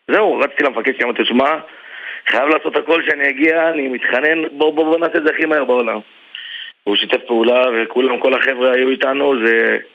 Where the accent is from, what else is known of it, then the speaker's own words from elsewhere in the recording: Lod, Central District, Israel; מלוד, כן, אני מלוד.